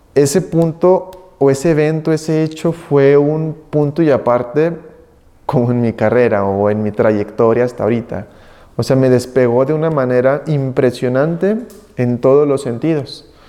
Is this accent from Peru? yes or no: no; Aguascalientes, Mexico; soy de aquí de la ciudad de Aguascalientes, aquí nacido, mis padres de igual manera.